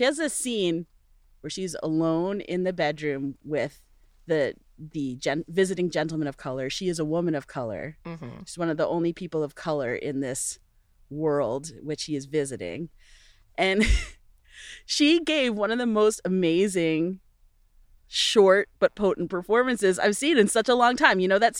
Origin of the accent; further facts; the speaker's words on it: Virginia, United States; we're both from Virginia.